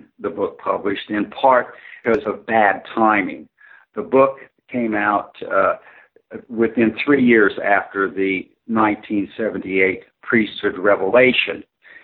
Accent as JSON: {"language": "English", "town": "Midvale", "region": "Utah", "country": "United States", "tie": "born or raised there", "also_born_or_lived": "Salt Lake City, Utah", "said": "I'm a native Utah. I grew up I was born in Salt Lake City, war baby. I was born in 1942. And I came of age in a small town south of Salt Lake City, kind of Midvale, Utah."}